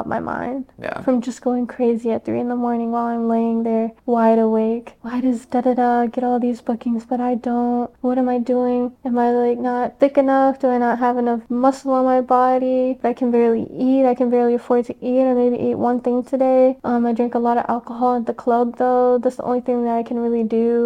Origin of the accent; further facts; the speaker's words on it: Baltimore, Maryland, United States; moved away as an adult; now in Los Angeles, United States; growing up in Baltimore